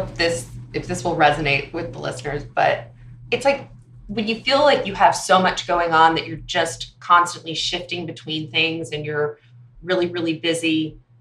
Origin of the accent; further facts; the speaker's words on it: Palos Verdes, California, United States; moved away as an adult; now in Dallas, United States; I grew up in Los Angeles, California, uh, in a little sleepy town called Palos Verdes